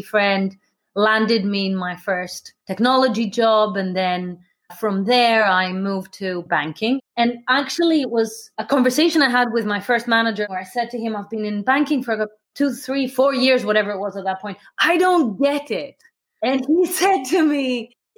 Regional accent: Athens, Attica, Greece; moved away; I grew up in Athens

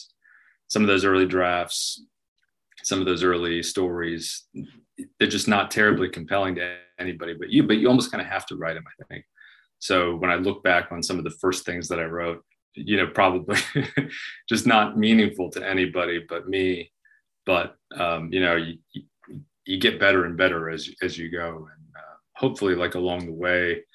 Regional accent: Southwest Florida, United States; moved away as an adult; now in Nashville, United States; I grew up in Southwest Florida.

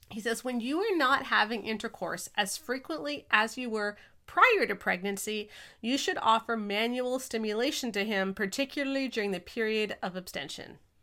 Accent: Canada; we're Canadian

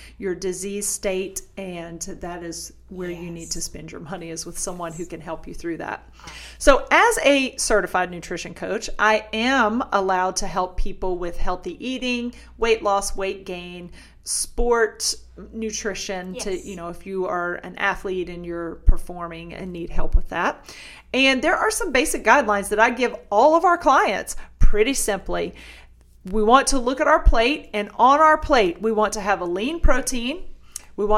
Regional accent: the South, United States; I'm from the South

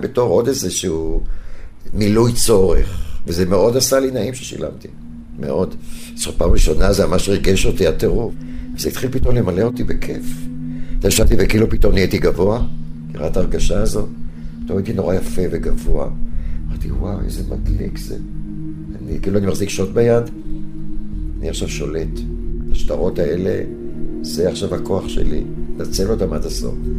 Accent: Herzliya, Tel Aviv District, Israel; יליד הרצליה

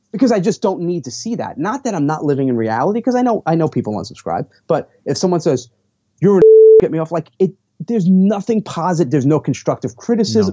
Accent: New York, United States; I'm from New York

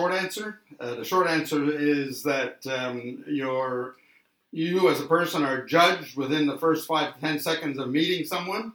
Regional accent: Canada; now in Australia; I was born in Canada and came to Australia many, many years ago, way back in the early 80s

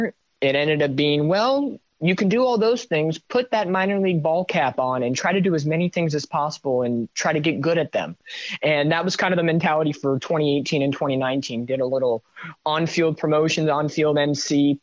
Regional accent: Corona, California, United States; moved away as an adult; now in West Virginia, United States; born and raised in Corona, California, with my dad, Kevin

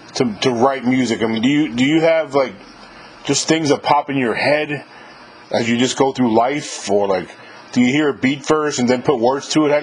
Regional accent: New York, United States; moved away; I'm from New York, man.

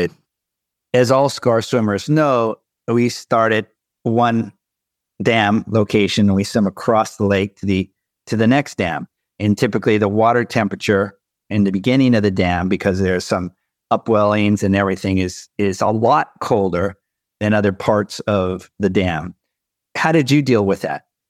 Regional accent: Southern California, United States; I'm from Southern California

